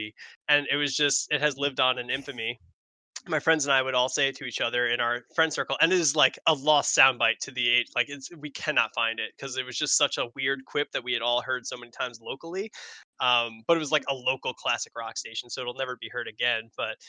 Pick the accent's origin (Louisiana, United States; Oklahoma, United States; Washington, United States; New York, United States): New York, United States; Long Island; I know, I don't speak like I'm from Long Island. She's like, no. But then I said Long Island and she's like, oh, nope, there it is. So apparently I say Long Island like a Long Islander